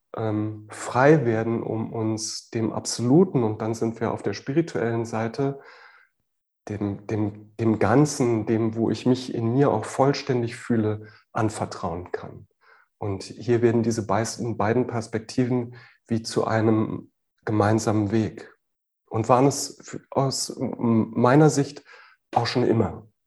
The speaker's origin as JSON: {"language": "German", "region": "Berlin", "country": "Germany", "tie": "born or raised there", "also_born_or_lived": "near Freiburg", "moved": "as an adult", "said": "Ich bin in Westberlin geboren, das heißt wirklich von, von der Mauer ähm, und auf allen Seiten äh, eingerahmt. Und äh, bis zu meinem 20. Lebensjahr habe ich sehr gerne hier gelebt"}